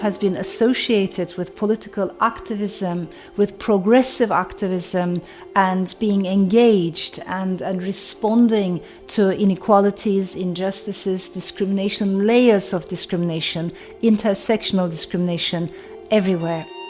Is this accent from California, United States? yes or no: no; Georgia, United States; now in Germany; I was raised in Georgia during the civil rights movement